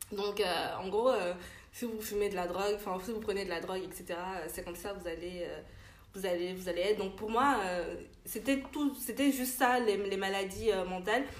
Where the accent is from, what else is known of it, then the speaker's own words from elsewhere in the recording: Benin; j'ai grandi au Bénin